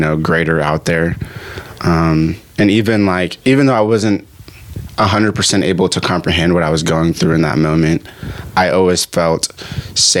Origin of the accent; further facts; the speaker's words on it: Ghana; now in United States; I was born in Ghana, Africa